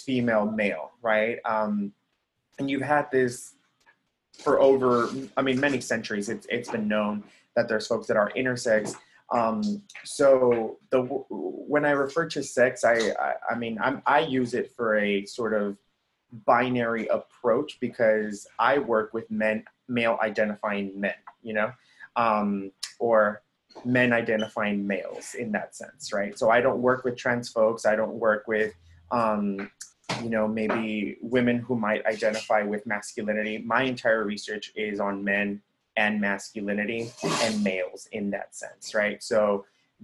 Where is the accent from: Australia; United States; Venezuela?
United States; Texas-Mexico borderlands; first language Spanish; English is a second language; moved away as an adult; also born or lived in Michigan; I'm from Texas, the Texas-Mexico borderlands